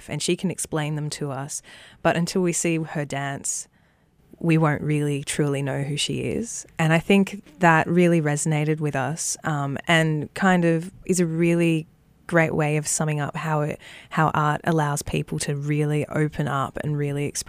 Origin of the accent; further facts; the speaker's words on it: Melbourne, Victoria, Australia; Growing up in Victoria and around Melbourne